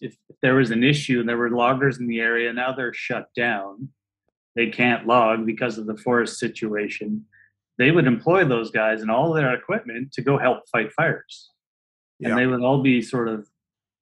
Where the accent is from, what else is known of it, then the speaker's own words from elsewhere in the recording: Merritt, British Columbia, Canada; moved away as an adult; now in Kamloops, Canada; I grew up in Merritt, which is only an hour away. That's where I was till I was 20.